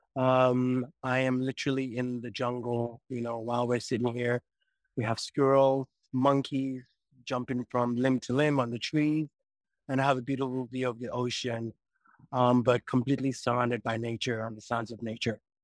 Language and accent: English; Nigeria; moved away as an adult; also born or lived in United States; born in the U S, grew up in Nigeria, and then once I was eighteen, moved to the U S and was there till I was well into my forties